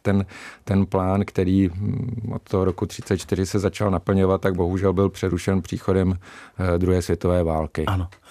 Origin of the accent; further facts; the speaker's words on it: Polabí, Central Bohemian Region, Czechia; jsem člověk eh, z Polabí